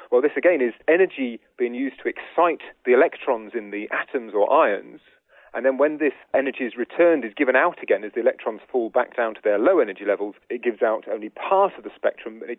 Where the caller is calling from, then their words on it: Annandale, Virginia, United States; I'm calling from Annandale, Virginia.